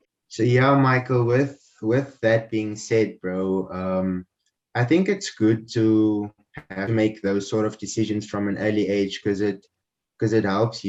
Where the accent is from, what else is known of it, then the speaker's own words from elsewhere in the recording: Windhoek, Khomas, Namibia; born there; Yeah, so I was born in Namibia, in the capital city, Windhoek.